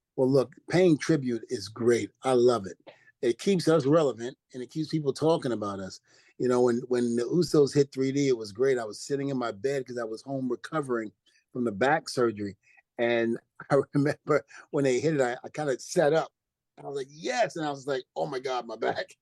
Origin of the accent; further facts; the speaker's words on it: New Rochelle, New York, United States; also born or lived in Brooklyn, New York; I grew up in New Rochelle. Even though I'm from Brooklyn, New York, I mm-hmm. spent a little time in New Rochelle, New York